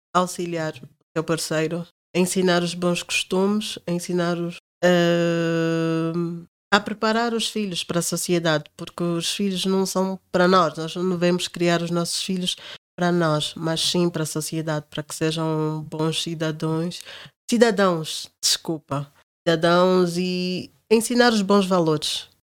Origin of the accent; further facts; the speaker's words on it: Angola; moved away; Eu sou angolana, africana